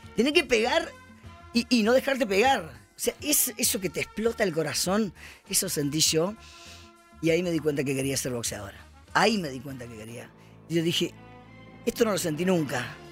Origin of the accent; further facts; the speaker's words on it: Jujuy, Argentina; Yo nací en Jujuy, eh, en la pobreza justamente, somos siete hermanos. Y, tuve que aprender a trabajar desde chiquita